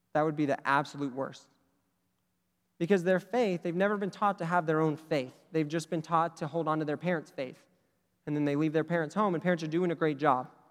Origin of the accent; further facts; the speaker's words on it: Oklahoma, United States; I'm from Oklahoma.